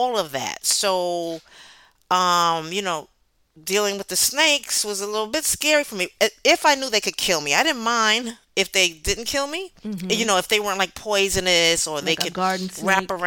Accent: New York City, New York, United States; I am from the South Bronx

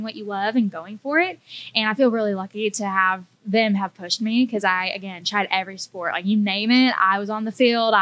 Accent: Rockwall, Texas, United States; moved away as an adult; now in Nashville, United States; I'm originally from a small town east of Dallas called Rockwall, but I moved to Nashville just a little bit over 3 years ago

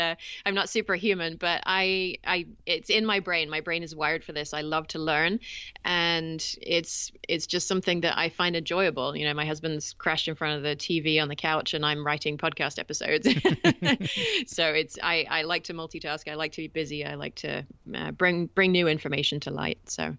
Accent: England, United Kingdom; now in California, United States; I should clarify right up front, because your English listeners are going to be curious about my accent, that I am English originally. Although I've been in the States for about 20 years now, and I understand that it has rubbed off a little bit

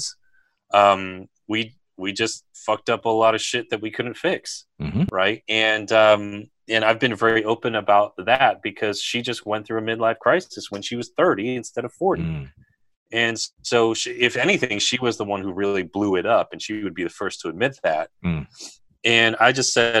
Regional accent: United States; also born or lived in Berkeley, California; now in Washington, D.C., United States; I grew up near New York

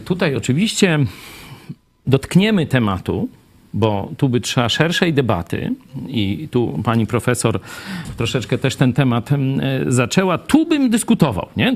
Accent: Kraśnik, Lublin Voivodeship, Poland; moved away; also born or lived in Kraków; pochodzę z tu lubelskiego, z Lublina, z Kraśnika

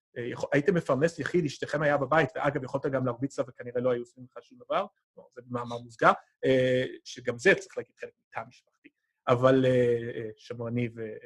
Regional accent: United States; בתור אמריקאי שלא גדל בקיבוץ

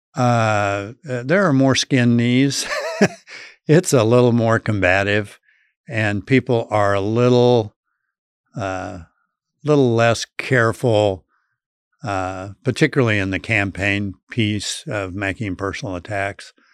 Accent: Colby, Kansas, United States; my hometown of Colby

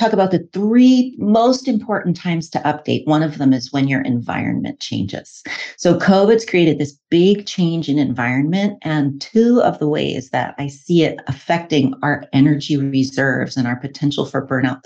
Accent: New York City, New York, United States; now in Oregon, United States; I grew up in New York City of all places, but I've been a licensed herbalist and acupuncturist in Oregon for 20 years.

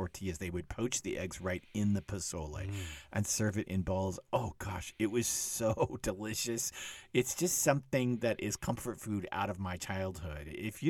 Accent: Dallas, Texas, United States; moved away; also born or lived in Austin, Texas; You probably know I'm from Texas and I grew up in Dallas, but I lived in Austin

